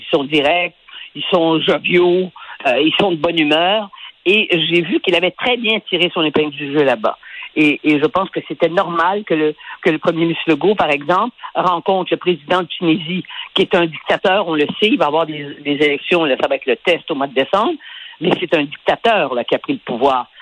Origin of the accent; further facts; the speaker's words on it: Quebec, Canada; chez nous au Québec